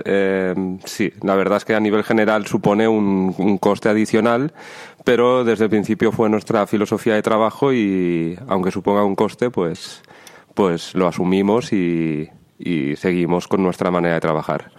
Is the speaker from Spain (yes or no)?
yes; Lleida, Catalonia, Spain; yo soy de Lleida, cerquita de aquí